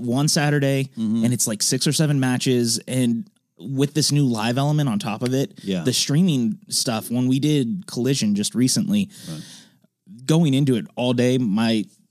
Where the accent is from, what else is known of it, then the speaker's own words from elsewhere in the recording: Cameron Park, California, United States; Past Sacramento, up in like a little town called Cameron Park. It's not a very big town.